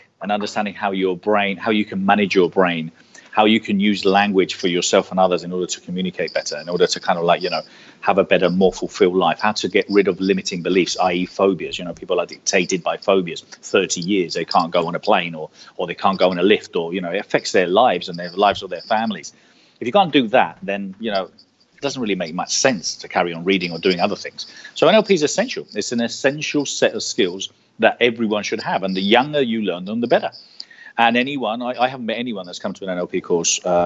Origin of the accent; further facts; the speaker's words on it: Marbella, Andalusia, Spain; first language Spanish; English is a second language; moved away as an adult; also born or lived in United Kingdom; now in London, United Kingdom; I was born here, but my parents are Spanish. I left here when I was 9, brought up in Spain. I am bilingual. I consider myself Spanish